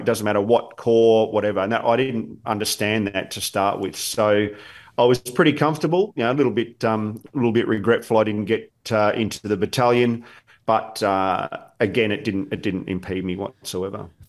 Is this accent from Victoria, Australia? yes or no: yes; Williamstown, Victoria, Australia; I was born not far from here in Williamstown in in in, in Footscray Hospital